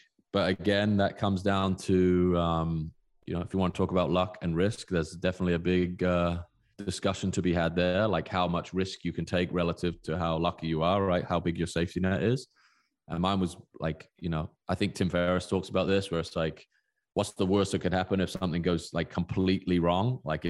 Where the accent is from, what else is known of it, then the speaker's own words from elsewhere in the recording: South West England, United Kingdom; born there; I was born in Southwest England.